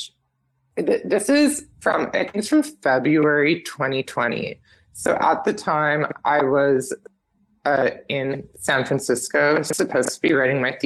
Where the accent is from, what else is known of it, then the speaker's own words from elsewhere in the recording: Edmonton, Alberta, Canada; moved away as an adult; also born or lived in Duncan, Vancouver Island, British Columbia; now in Toronto, Canada; I was born on Vancouver Island, but like grew up in Edmonton